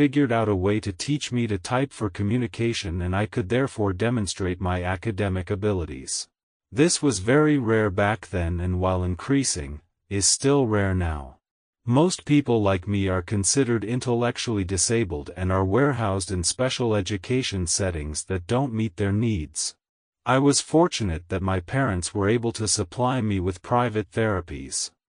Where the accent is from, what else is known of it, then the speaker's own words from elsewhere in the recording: Oakland, California, United States; I grew up in Oakland, California. I attended Oakland Public Schools all the way from kindergarten through high school.